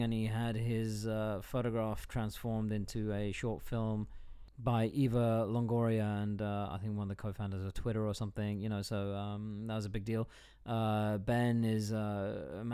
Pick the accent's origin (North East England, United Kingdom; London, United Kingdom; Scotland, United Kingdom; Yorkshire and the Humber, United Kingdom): London, United Kingdom; also born or lived in United States / Kent / Cardiff; I was born and bred in London